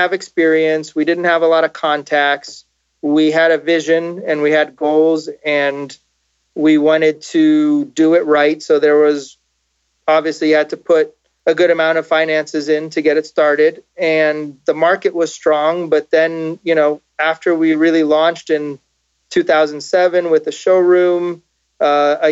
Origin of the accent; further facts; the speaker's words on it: Los Angeles, California, United States; moved away as an adult; also born or lived in South Florida; basically most of my time I grew up in Los Angeles